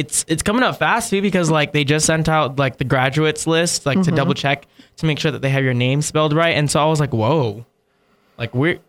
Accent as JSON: {"language": "English", "town": "Las Vegas", "region": "Nevada", "country": "United States", "moved": "yes", "said": "No, you just know we're Vegas kids."}